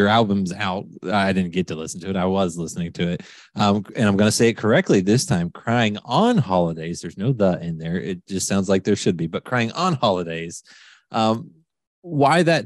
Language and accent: English; West Virginia, United States; I'm from West Virginia